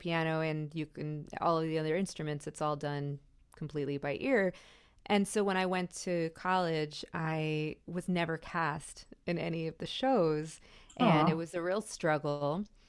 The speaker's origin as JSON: {"language": "English", "town": "Miami", "region": "Florida", "country": "United States", "said": "I'm from Miami, so it was a real struggle, actually."}